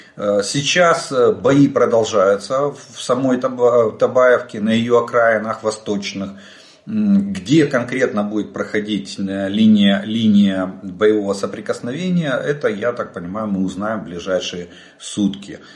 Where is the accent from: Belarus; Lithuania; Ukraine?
Ukraine; мы из Украины